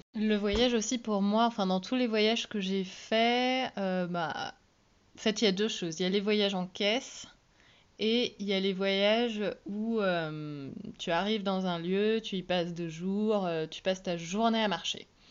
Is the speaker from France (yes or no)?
yes; Belle-Île, Brittany, France; moved away; j'ai été élevée à Belle-Île